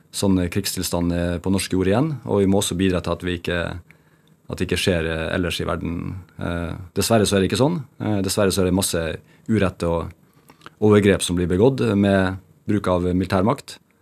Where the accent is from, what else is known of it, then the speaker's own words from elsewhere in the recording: Bjerkvik, Nordland, Norway; moved away; also born or lived in Narvik; vokste opp, så gikk jeg jo barne- og ungdomsskolen i Bjerkvik, og så gikk jeg videregående i Narvik